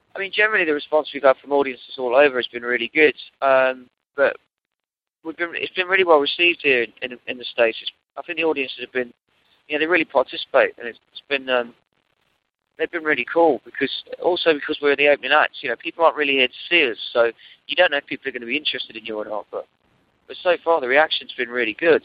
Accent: Nottingham, East Midlands, United Kingdom; moved away as an adult; now in London, United Kingdom; I moved from Nottingham, where I grew up, to London

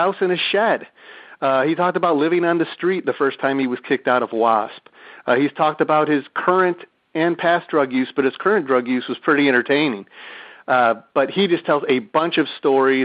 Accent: Detroit, Michigan, United States; moved away; I'm from Detroit originally.

